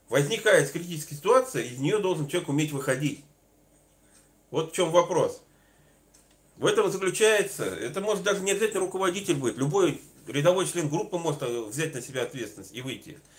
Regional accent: Northern Urals, Russia; Я сам с Северного Урала

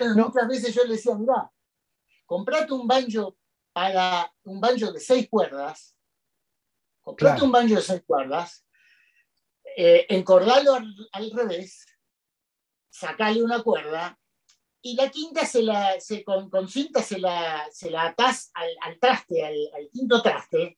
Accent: Argentina; en el 82 me tocó hacer la colimba, como muchos argentinos

